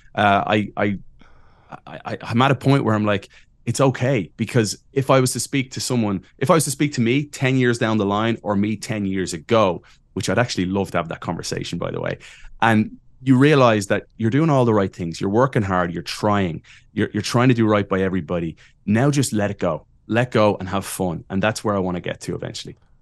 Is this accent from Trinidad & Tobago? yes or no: no; Ireland; moved away as an adult; I am from Ireland and met a Chicago girl